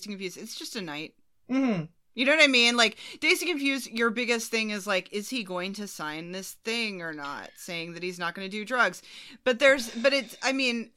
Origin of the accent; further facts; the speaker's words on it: United States; as an American